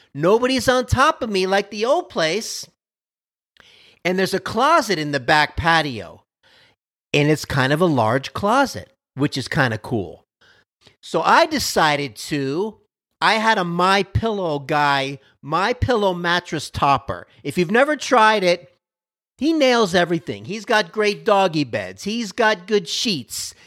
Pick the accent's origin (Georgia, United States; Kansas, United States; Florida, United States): Florida, United States; Miami; now in Dallas, United States; I'm from Miami, Florida. I'm a Miami Dolphin fan by default, even though I'm out here in Dallas